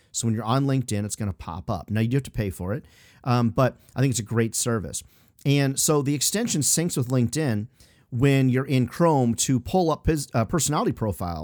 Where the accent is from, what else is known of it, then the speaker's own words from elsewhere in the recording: Chicago, Iowa, Midwest, United States; moved away; also born or lived in Illinois; I grew up in the Midwest, Chicago, Iowa, Illinois, Midwestern stuff